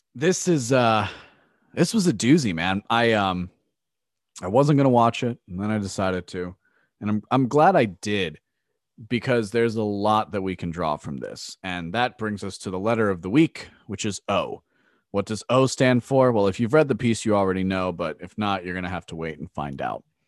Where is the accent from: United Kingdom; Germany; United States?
United States; as an American